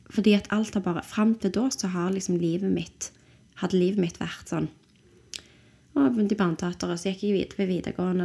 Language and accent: Norwegian; Stavanger, Rogaland, Norway; also born or lived in London, United Kingdom; søkte jeg på konservatoriet hjemme i Stavanger